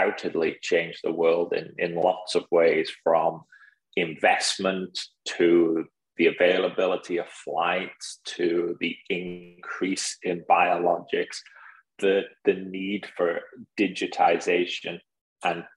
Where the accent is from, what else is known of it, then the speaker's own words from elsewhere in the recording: United Kingdom; now in United States; being a British guy in the US